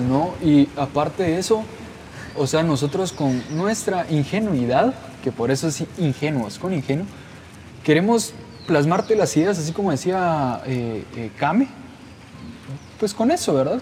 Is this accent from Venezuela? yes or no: no; Guatemala; Nosotros somos de Guatemala